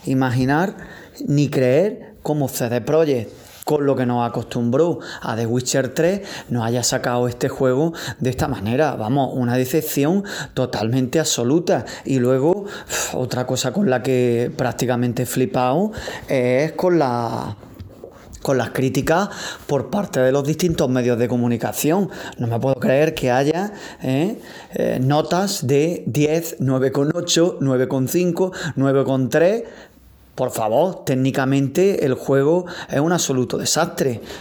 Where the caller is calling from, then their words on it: Granada, Andalusia, Spain; Hola amigos de Vandal … de Granada.